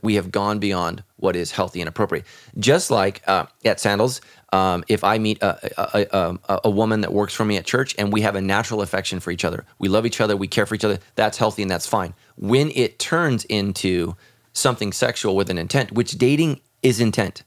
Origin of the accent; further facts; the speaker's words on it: United States; as Americans